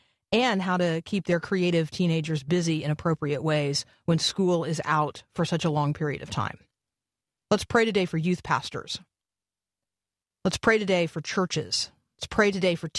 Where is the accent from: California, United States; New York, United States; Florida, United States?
Florida, United States; Tampa; I grew up in Tampa